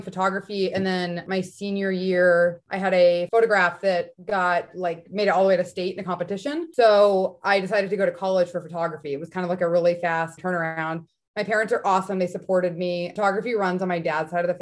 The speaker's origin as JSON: {"language": "English", "area": "outside of Dallas", "region": "Texas", "country": "United States", "tie": "born or raised there", "also_born_or_lived": "Arizona", "moved": "as an adult", "lives_now": "Boston, United States", "said": "I was born and raised outside of Dallas, Texas, went to college in Arizona, and then moved up here."}